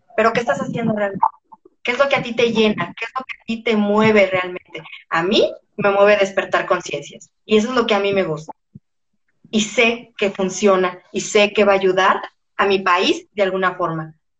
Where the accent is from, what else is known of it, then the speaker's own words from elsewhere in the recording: Mexico; en mi país